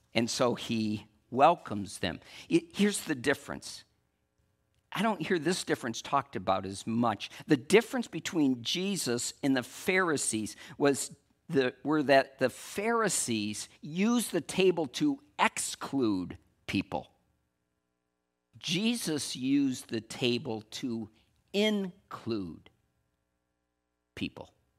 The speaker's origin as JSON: {"language": "English", "region": "West Michigan", "country": "United States", "said": "I'm from West Michigan"}